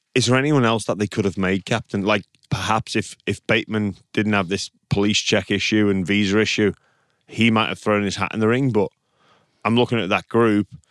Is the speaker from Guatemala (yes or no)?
no; England, United Kingdom; now in Australia; as an English person